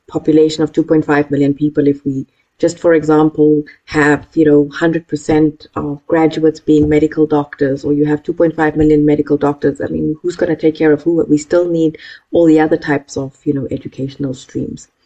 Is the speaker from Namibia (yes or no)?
yes; Namibia; I'm from Namibia